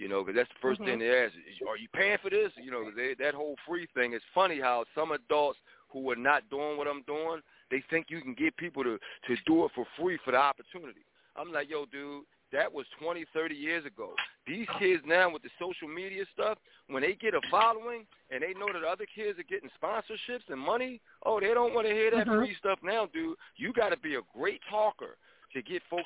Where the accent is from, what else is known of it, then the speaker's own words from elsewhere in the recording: Philadelphia, Pennsylvania, United States; I grew up in Philadelphia, in West Philadelphia, going to kung fu movies